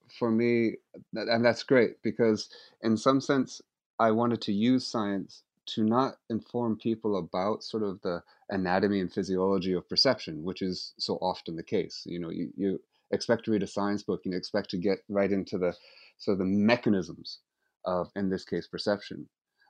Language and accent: English; Seattle, Washington, United States; moved away as an adult; also born or lived in San Francisco; now in United Kingdom; I come from the West Coast of the States, and specifically Seattle and San Francisco. And I left the States when I was about 23 and moved to Britain and spent the next 25 years living in Europe, in particular in the UK, Scotland, and England.